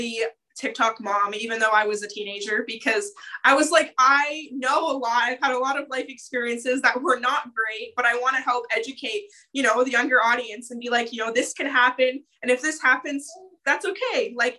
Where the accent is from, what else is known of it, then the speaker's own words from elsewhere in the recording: Ontario, Canada; I'm from Ontario